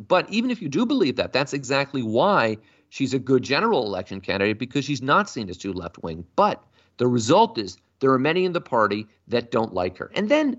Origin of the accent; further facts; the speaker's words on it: the Bay Area, California, United States; I'm from the Bay Area.